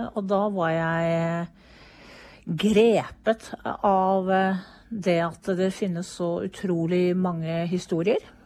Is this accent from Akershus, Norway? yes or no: no; Hvaler, Østfold, Norway; moved away; jeg kommer fra Hvaler